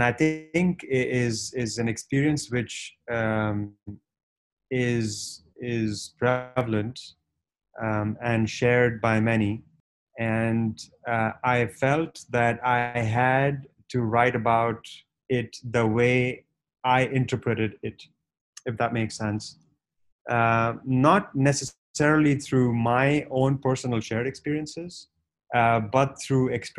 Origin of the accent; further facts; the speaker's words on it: Punjabi from North India, India; I was born and raised in India